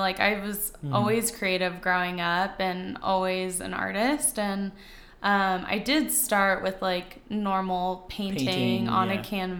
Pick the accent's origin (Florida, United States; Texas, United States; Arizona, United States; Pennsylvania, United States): Arizona, United States; Tucson; I was raised in Tucson, and then I came up